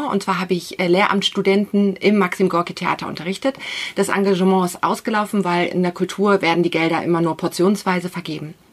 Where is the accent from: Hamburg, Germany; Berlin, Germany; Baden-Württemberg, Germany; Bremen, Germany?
Berlin, Germany; moved away as an adult; Ich bin ursprünglich aus Berlin und vor neun Jahren hergekommen.